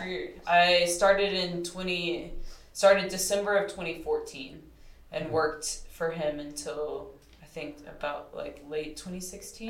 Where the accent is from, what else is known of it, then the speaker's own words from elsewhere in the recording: Texas, United States; also born or lived in Colorado; now in Boulder, United States; I'm from Texas, and um, around like the Gulf of Mexico.